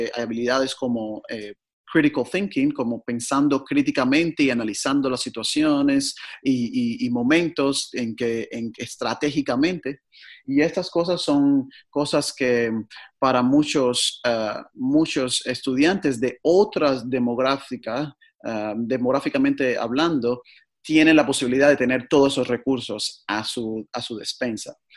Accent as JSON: {"language": "Spanish", "country": "Cuba", "tie": "born or raised there", "moved": "as an adult", "lives_now": "Portland, United States", "said": "nací en Cuba"}